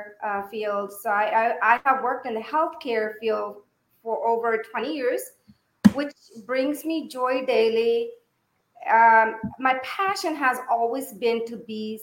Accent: Yuba City, California, United States; moved away as an adult; now in Fairfield, United States; I moved from Yuba City. I graduated from high school in Yuba City

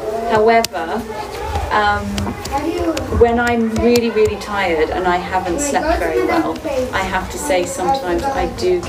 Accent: Uganda; moved away as an adult; now in Switzerland; I grew up in Uganda, in East Africa, and I wanted to try and work somewhere in Europe, and Switzerland was the first job that I got.

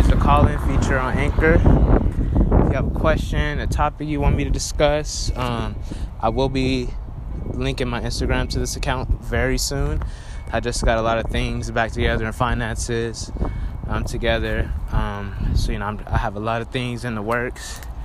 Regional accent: Los Angeles, California, United States; also born or lived in Roswell, Georgia; I'm from Los Angeles, California

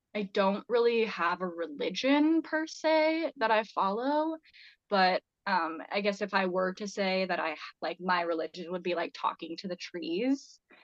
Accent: Boise, Idaho, United States; now in Montana, United States; where I grew up in Boise

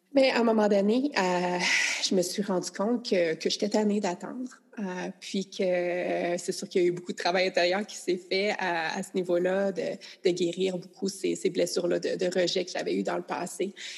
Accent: Quebec, Canada; je suis canadienne, je suis québécoise, ma langue est ici, ma culture est ici

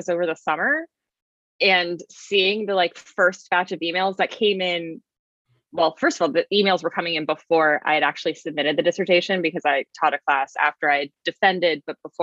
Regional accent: Richmond, Virginia, United States; also born or lived in Arlington, Virginia / Florida; Grew up in Richmond, Virginia

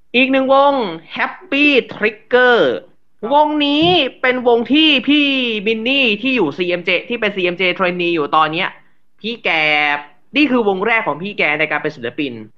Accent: Rayong, Thailand; จังหวัดบ้านเกิด ผมจังหวัดระยอง

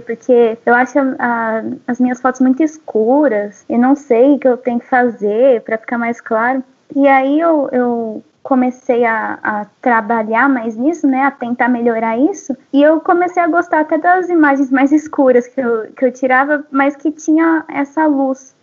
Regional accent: São Paulo, Brazil; desde criança, assim, eu sou da cidade grande, né? Eu sou de São Paulo, capital.

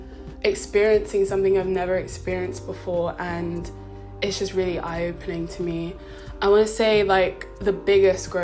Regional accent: London, United Kingdom; moved away as an adult; I was born and raised in London, I thought, I'm a city girl

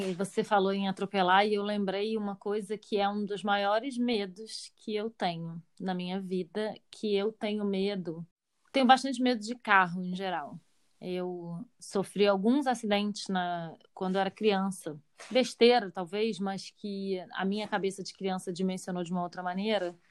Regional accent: Rio de Janeiro, Brazil; cresci no Rio de Janeiro

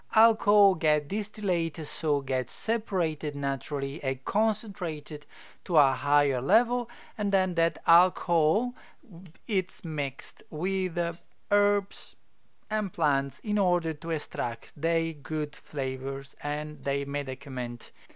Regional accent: Italy; English is a second language; now in Adelaide, Australia; I'm not English or I'm not Australian. I am Italian, so apologize if my English is not perfect

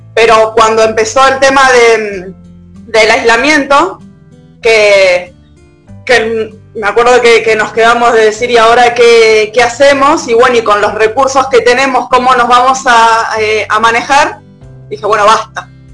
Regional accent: Lavallol, Buenos Aires Province, Argentina; moved away as an adult; now in El Bolsón, Argentina; Vivo en el Bolsón, yo en realidad soy de Lavallón, hace ya 11 años que vivo acá

